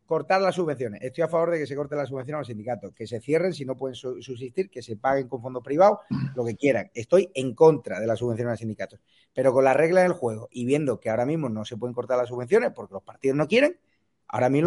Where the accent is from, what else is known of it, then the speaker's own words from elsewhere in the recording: Marbella, Andalusia, Spain; En mi tierra, en Marbella